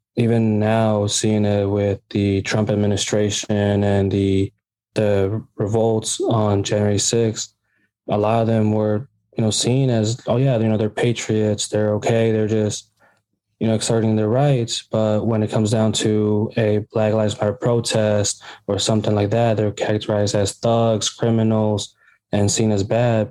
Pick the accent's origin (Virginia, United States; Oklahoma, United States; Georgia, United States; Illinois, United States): Illinois, United States; Bloomington; I was born here in Bloomington, Illinois, and raised here.